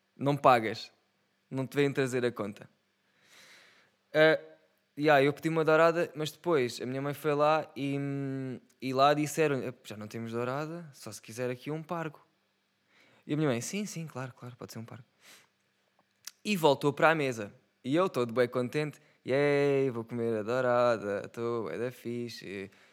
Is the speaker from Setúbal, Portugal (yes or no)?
yes; Setúbal, Portugal; eu sou de Setúbal. E como setubalense